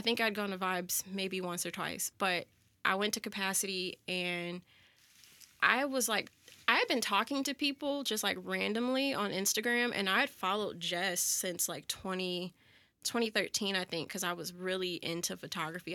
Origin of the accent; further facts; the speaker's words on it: Florissant, Missouri, United States; also born or lived in Jennings, Missouri / Chesterfield, Missouri; I grew up in Florissant and why well, I, I lived in Jennings for a while and then from like 4th grade through my senior year of college, almost to my senior year of college, uh, I lived in Florissant